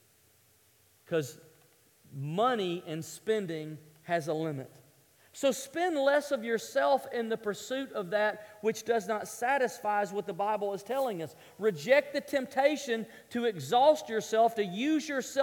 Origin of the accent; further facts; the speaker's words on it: the South, United States; I grew up in the South